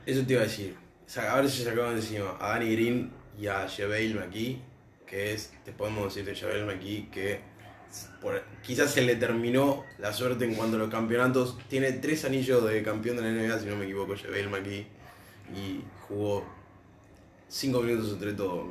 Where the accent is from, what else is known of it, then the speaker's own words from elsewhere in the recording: Argentina; nosotros como argentinos